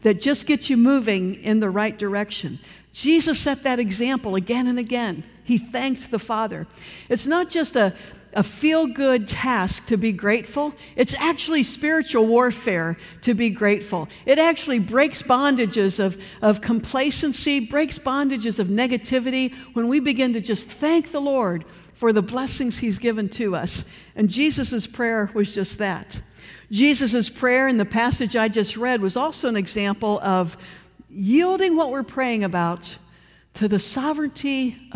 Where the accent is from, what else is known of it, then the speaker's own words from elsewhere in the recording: Cleveland, Ohio, United States; moved away; I come from Cleveland, Ohio